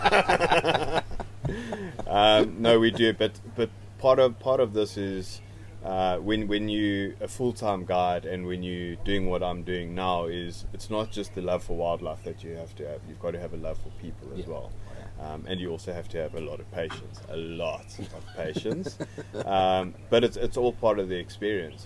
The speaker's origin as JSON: {"language": "English", "country": "South Africa", "tie": "born or raised there", "said": "I grew up close to the Kruger National Park"}